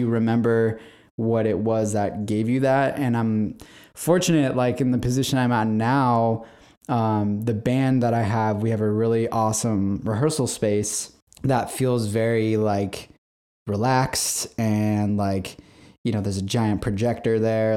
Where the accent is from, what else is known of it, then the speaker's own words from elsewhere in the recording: San Diego, California, United States; I'm born and raised in San Diego, California.